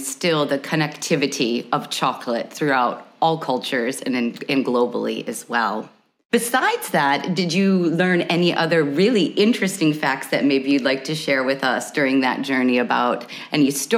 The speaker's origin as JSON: {"language": "English", "country": "United States", "said": "being an American"}